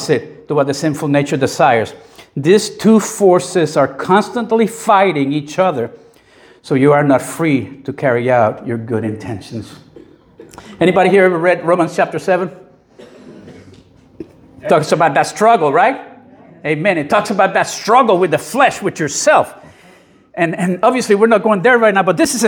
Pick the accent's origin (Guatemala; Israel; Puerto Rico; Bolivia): Puerto Rico; I grew up in the 60s and early 70s in Puerto Rico